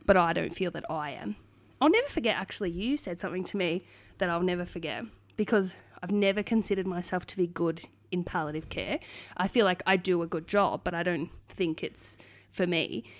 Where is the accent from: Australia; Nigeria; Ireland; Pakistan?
Australia; Hoppers Crossing, Victoria; I was born and raised in Hoppers Crossing